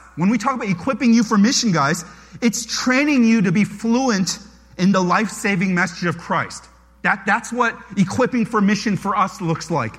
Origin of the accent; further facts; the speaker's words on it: United States; I'm Korean-American. I was born in America